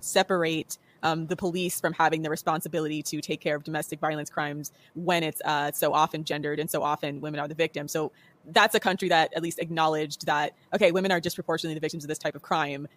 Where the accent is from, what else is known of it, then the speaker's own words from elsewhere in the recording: United States; Let me defend my country